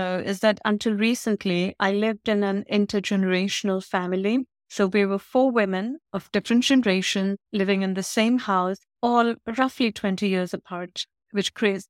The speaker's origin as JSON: {"language": "English", "country": "India", "tie": "born or raised there", "also_born_or_lived": "United Kingdom", "said": "I grew up in India and in the UK."}